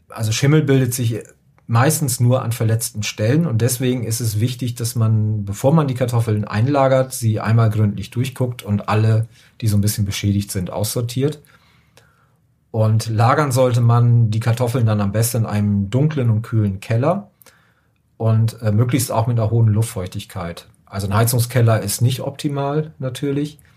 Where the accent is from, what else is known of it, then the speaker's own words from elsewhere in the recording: Northern Germany, Germany; ich komme ja auch aus dem Norden